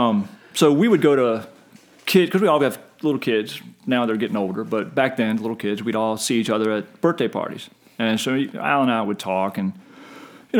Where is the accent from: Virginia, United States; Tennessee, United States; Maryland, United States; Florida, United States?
Virginia, United States; Short Pump; Grew up in short pump before it became what it is now